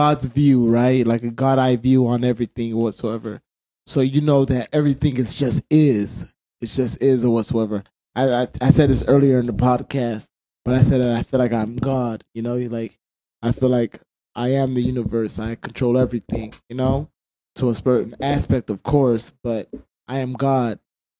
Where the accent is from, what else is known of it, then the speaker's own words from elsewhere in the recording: United States; There's wars that, especially with us being American, we're involved in like almost every war.